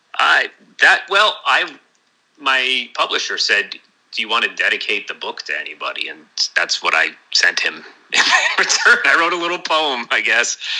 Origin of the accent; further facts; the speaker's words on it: New Jersey, United States; now in Portland, United States; my hometown in New Jersey